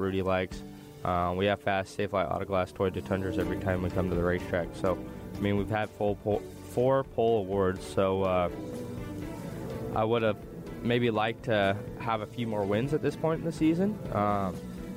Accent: Las Vegas, Nevada, United States; I'm from Las Vegas

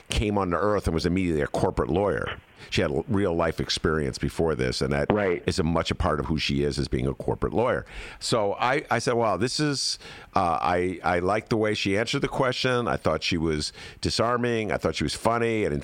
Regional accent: Ohio, United States; born there; obviously I was born in Ohio.

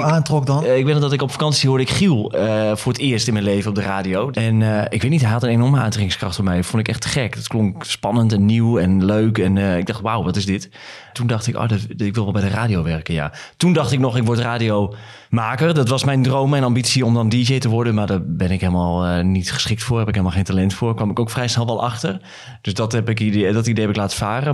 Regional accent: Emmen, Drenthe, Netherlands; moved away as an adult; also born or lived in Hilversum; Ik kwam inderdaad uit Emmen en... 23, eh, ging naar Hilversum.

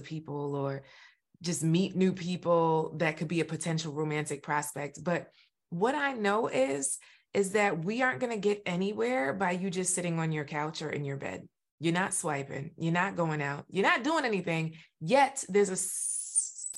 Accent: Florida, United States; I'm from Florida too

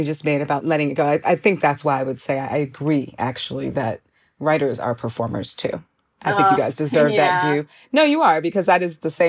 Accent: Chicago, Illinois, United States; my hometown of Chicago

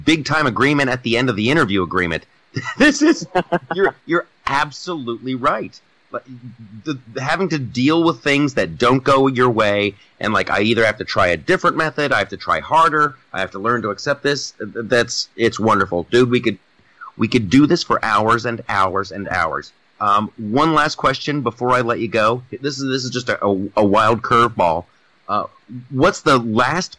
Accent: Columbus, Ohio, United States; now in Southern California, United States; I'm from Ohio. I grew up in Columbus, Ohio

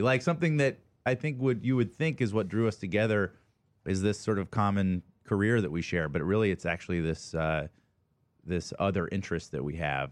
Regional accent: Atlanta, Georgia, United States; moved away as an adult; also born or lived in Ohio; I grew up in Atlanta, Georgia

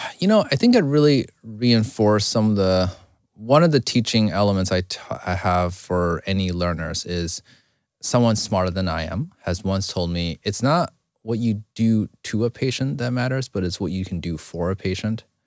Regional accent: China; now in United States; I was born in China, I came over here

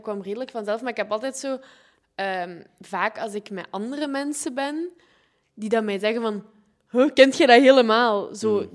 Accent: Sint-Truiden, Flanders, Belgium; moved away; also born or lived in Ghent / Zwolle; Ik ben geboren in Sint-Truiden

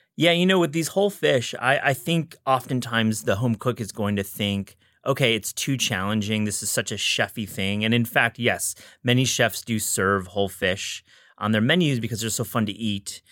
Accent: West Michigan, United States; I'm from West Michigan

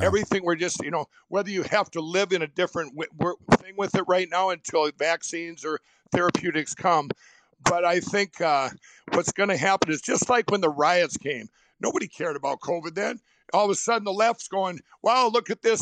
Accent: Minnesota, United States; my home state of Minnesota

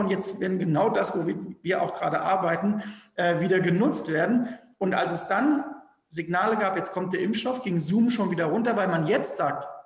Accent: North Rhine-Westphalia, Germany; ich komme aus dem Rheinland, bei, bei uns sagt man, dumm schwätzen zu lassen.

